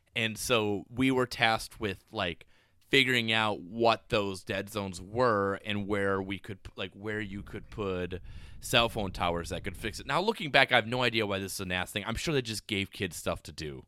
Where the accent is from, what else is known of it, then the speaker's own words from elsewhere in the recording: Spooner, Wisconsin, United States; I was from Spooner. There was no diversity